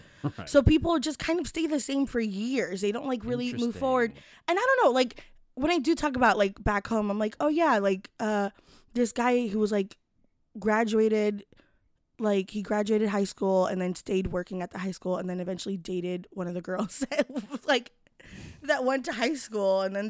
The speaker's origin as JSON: {"language": "English", "town": "Kissimmee", "region": "Florida", "country": "United States", "said": "I'm from Kissimmee, which is like next to Orlando."}